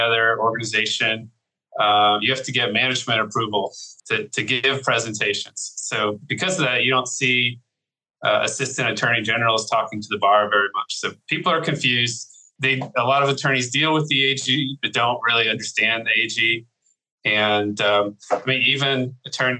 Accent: Virginia, United States; moved away as an adult; also born or lived in Houston, Texas; now in Texas, United States; Originally, I'm from Virginia

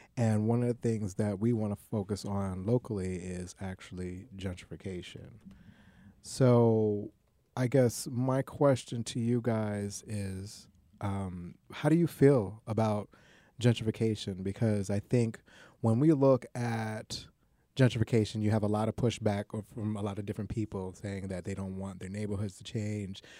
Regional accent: New York City, New York, United States; I, I grew up and w, born and raised in Queens

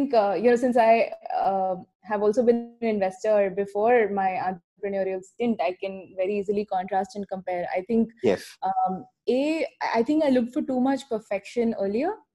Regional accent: Ahmedabad, Gujarat, India; my childhood and growing up in Ahmedabad

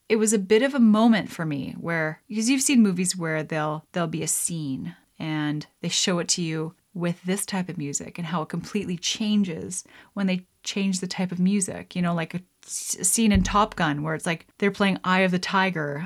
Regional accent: Lethbridge, Alberta, Canada; moved away; I grew up in Alberta in Lethbridge

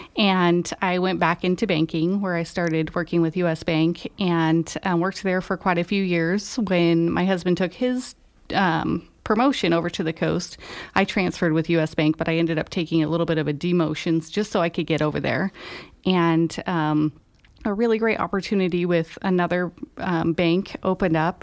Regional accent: Reno, Nevada, United States; moved away as an adult; also born or lived in Idaho; now in Grass Valley, United States; I was born in Idaho, and, um, in elementary school, we moved to Northern Nevada, and then, um, spent the majority of my young adult life in the Reno area

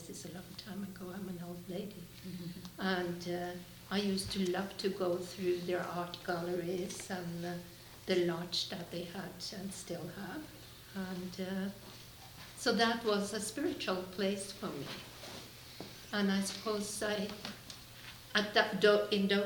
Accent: Norway; now in Canada; I grew up in Norway, so I didn't grow up here. But since I live in Canada

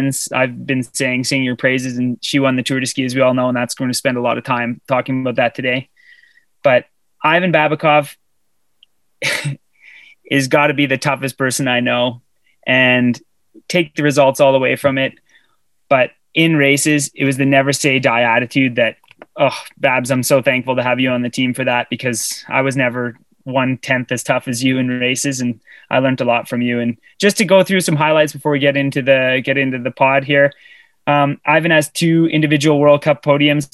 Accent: Sudbury, Ontario, Canada; you should have not raised me in Sudbury, Ontario

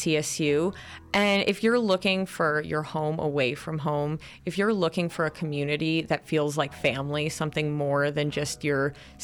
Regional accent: New Jersey, United States; moved away as an adult; now in Colorado, United States; I'm from New Jersey

